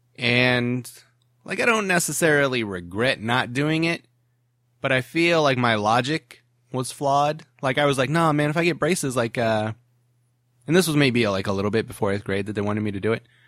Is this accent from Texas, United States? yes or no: no; Ohio, United States; moved away as an adult; also born or lived in Williamsburg, Virginia; now in California, United States; "Hey, where are you from?" And I'd be like, "Ohio."